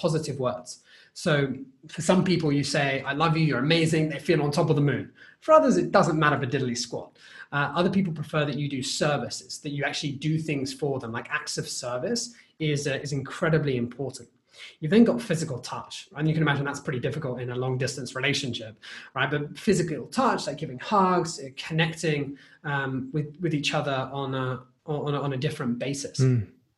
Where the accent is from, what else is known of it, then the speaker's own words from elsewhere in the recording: United Kingdom; as a British person, obviously, you're aware that as a culture, we want to finish everything that's on our plate.